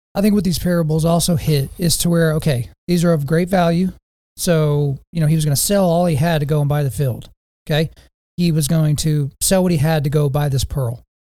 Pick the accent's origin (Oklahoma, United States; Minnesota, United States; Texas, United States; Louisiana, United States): Oklahoma, United States; Lawton; my hometown of Lawton, Oklahoma